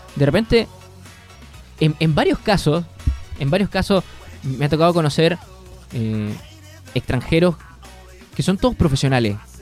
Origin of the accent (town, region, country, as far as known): Chile